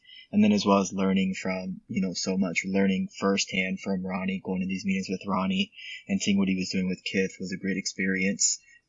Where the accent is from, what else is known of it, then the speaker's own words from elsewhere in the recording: Puerto Rico; born there; My parents being Puerto Rican, I was born in Puerto Rico